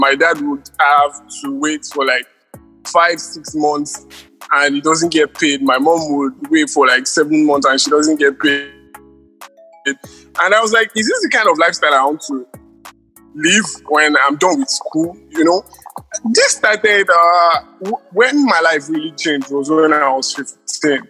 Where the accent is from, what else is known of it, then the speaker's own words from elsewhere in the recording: Nigeria; I'm a Nigerian.